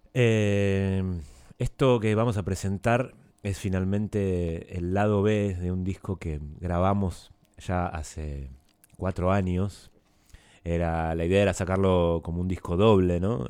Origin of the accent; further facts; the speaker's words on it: Argentina; moved away as an adult; yo crecí acá, digamos, y me siento muy muy argentino